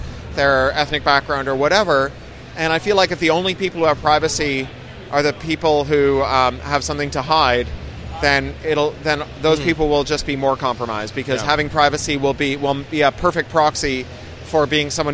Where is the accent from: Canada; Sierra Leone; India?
Canada; moved away as an adult; also born or lived in San Francisco, United States / United Kingdom; as a Canadian